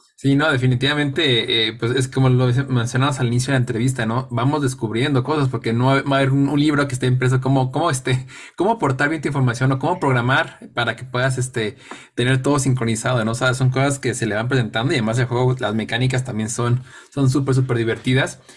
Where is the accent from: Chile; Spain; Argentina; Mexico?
Mexico; jugadores mexicanos